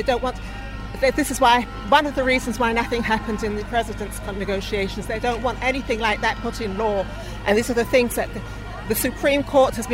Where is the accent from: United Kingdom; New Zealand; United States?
United Kingdom; London; now in Israel; Originally from London, but I've been here for about 50 years